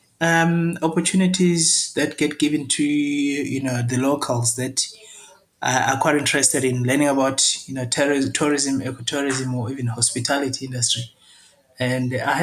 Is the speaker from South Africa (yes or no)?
yes; Jozini, KwaZulu-Natal, South Africa; comes from the rural communities in an area called Jozini. That's where I grew up.